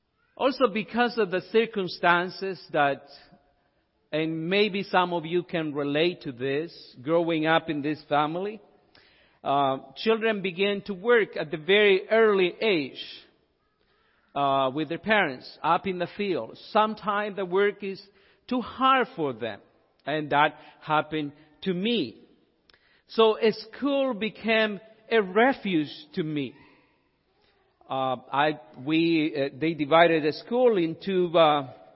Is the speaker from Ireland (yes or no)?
no; El Salvador; moved away; I'm from El Salvador.